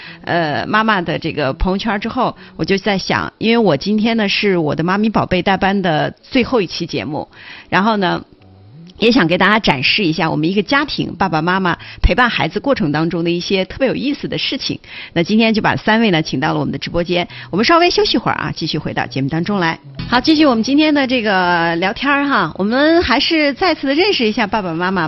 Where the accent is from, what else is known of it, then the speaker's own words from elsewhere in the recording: Qinghai, China; moved away; 其实我们家是青海的，